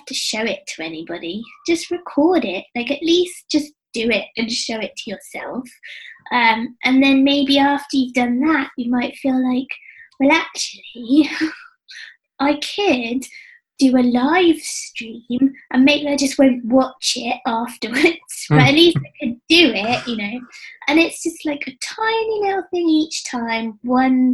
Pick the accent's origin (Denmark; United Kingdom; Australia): United Kingdom; England; being English